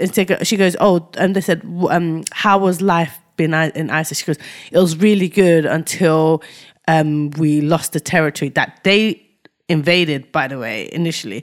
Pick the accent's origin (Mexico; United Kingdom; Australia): United Kingdom; we're black British, but we're from Ni-, but we've got, we're Nigerian descent